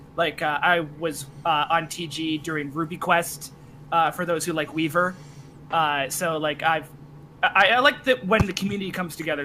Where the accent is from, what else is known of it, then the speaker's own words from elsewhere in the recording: Canada; I'm also Canadian